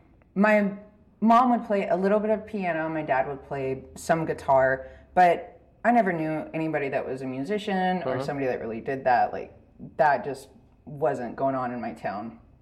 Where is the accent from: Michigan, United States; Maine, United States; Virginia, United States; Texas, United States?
Texas, United States; Dublin; So I grew up in Dublin, Texas.